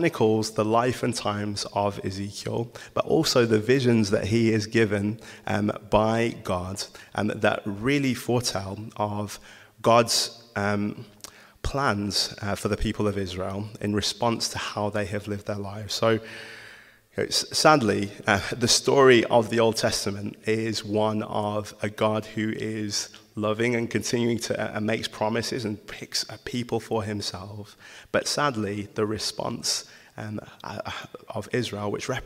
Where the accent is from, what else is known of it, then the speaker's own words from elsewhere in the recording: Wolverhampton, West Midlands, United Kingdom; So, I'm from Wolverhampton